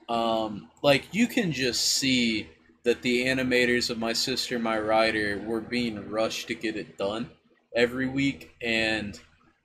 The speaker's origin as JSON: {"language": "English", "country": "United States", "said": "as an American"}